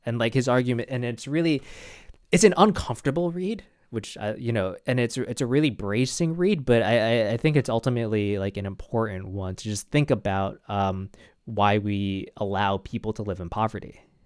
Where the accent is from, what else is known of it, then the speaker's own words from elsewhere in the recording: New York City, New York, United States; I'm from New York